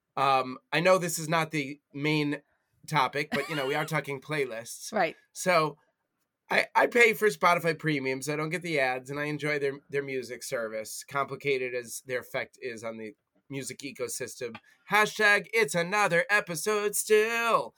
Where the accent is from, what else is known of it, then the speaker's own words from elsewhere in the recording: United States; as an American, as a former retail worker, and yes, as a Jewish guy